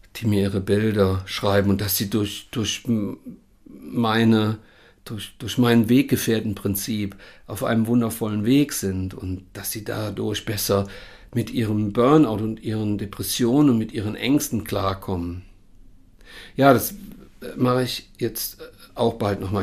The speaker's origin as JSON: {"language": "German", "region": "Rhineland", "country": "Germany", "said": "hier bei uns im Rheinland"}